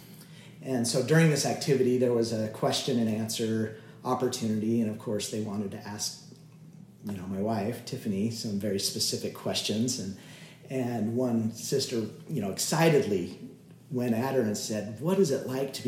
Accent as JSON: {"language": "English", "region": "Utah", "country": "United States", "tie": "born or raised there", "said": "a lot of us that have been born and raised in Utah"}